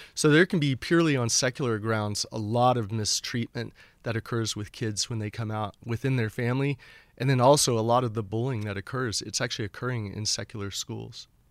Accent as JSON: {"language": "English", "town": "Houston", "region": "Texas", "country": "United States", "tie": "born or raised there", "also_born_or_lived": "Oklahoma / Lafayette, Louisiana / Boston", "moved": "as an adult"}